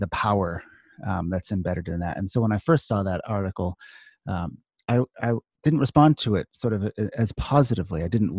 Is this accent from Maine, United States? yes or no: yes; Scarborough, Maine, United States; I grew up in Scarborough in Maine.